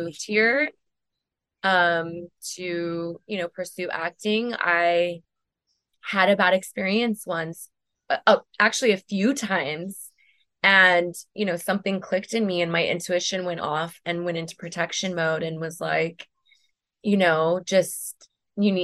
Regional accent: West Covina, California, United States; also born or lived in Venice, Los Angeles / West Hollywood / Silver Lake, Los Angeles; I grew up in the San Gabriel Valley

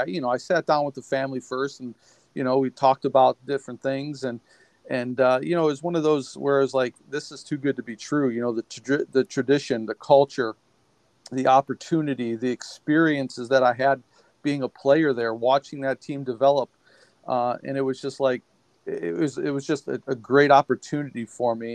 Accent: Cleveland, Ohio, United States; I am from Ohio. I grew up in Cleveland, Ohio

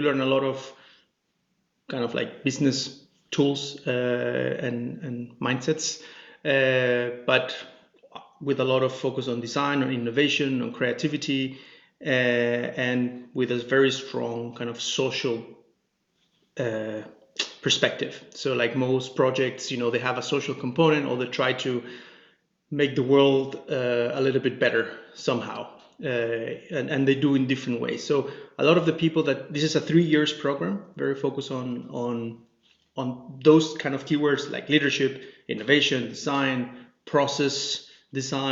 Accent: Chile; moved away as an adult; also born or lived in Denmark; now in Copenhagen, Denmark; I'm originally from Chile, in South America, and been living here in Denmark for about 10 years now

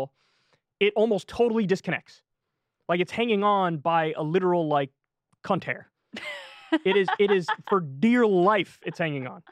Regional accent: New York, United States; Where I grew up in New York

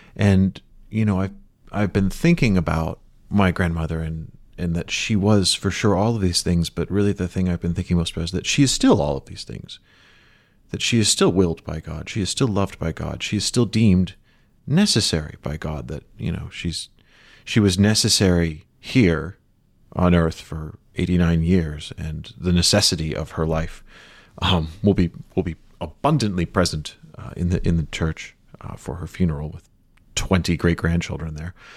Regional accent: Chicago, Illinois, United States; moved away; the neighborhood where I, that I was born into in Rogers Park

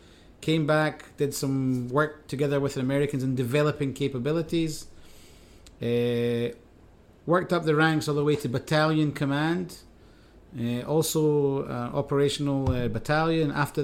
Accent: Glasgow, Scotland, United Kingdom; also born or lived in Golan Heights; now in Tel Aviv, Israel; Born and raised in Glasgow, grew up in the Golan Heights once I immigrated, and now live in Tel Aviv with my wife and two daughters.

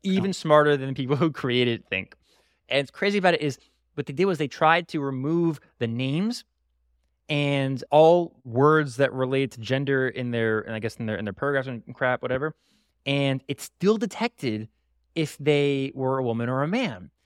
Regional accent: Broward County, Florida, United States; in my hometown, the, the, the county of my hometown, Broward County

